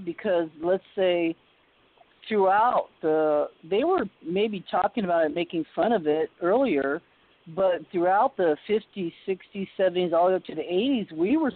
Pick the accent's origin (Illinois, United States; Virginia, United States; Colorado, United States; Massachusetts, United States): Massachusetts, United States; Boston; I was born in Boston